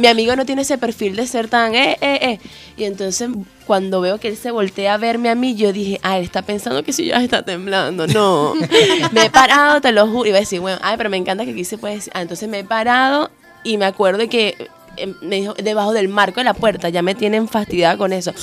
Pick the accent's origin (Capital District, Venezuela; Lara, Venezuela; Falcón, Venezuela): Falcón, Venezuela; Coro; now in Chile; Yo soy de Coro